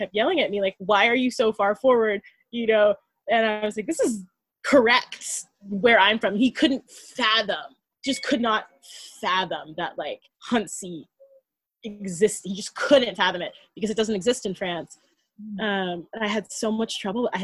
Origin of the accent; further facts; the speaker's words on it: United States; I'm American